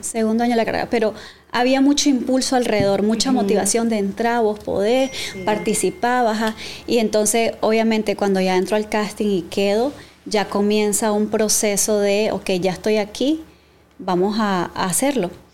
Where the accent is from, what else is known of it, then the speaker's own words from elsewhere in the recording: Matagalpa, Nicaragua; soy de Matagalpa